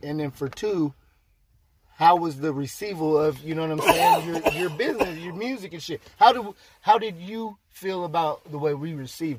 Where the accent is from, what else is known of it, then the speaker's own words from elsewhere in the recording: the West, United States; I'm from the West, boy.